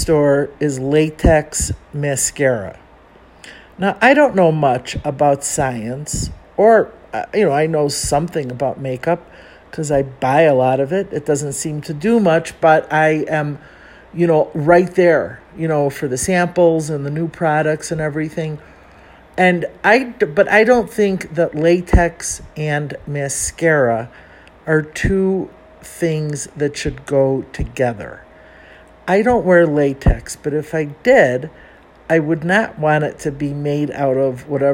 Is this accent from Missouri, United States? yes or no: no; Chicago, Illinois, United States; accent: Chicago; moved away as an adult; now in Mexico City, Mexico; I'm from Chicago